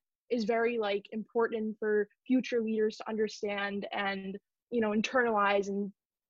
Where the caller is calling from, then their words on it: New York City, New York, United States; Yes, I'm calling in from New York City